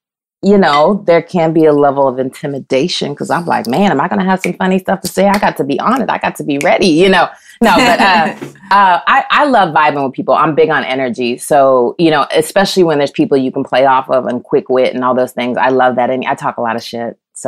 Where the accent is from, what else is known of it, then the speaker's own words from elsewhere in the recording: Midwest, United States; now in Los Angeles, United States; I'm from the Midwest, so I'm used to, you know, I grew up with humidity and things like that. I've been a little spoiled being in LA.